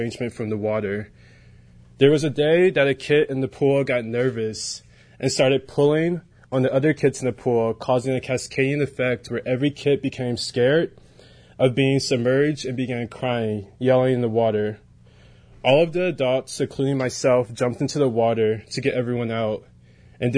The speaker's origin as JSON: {"language": "English", "town": "Detroit", "region": "Michigan", "country": "United States", "tie": "born or raised there", "moved": "yes", "said": "I was born and raised in Detroit"}